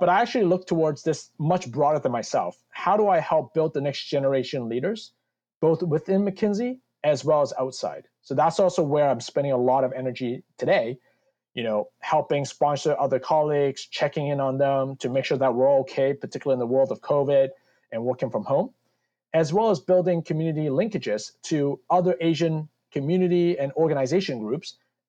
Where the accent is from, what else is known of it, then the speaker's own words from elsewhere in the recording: Canada; also born or lived in United States / Hong Kong; now in New Jersey, United States; growing up in Canada